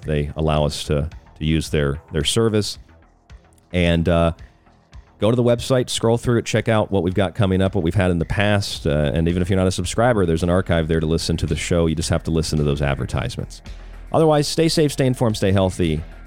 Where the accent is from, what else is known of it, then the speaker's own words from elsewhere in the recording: Tampa, Florida, United States; I'm from Tampa, Florida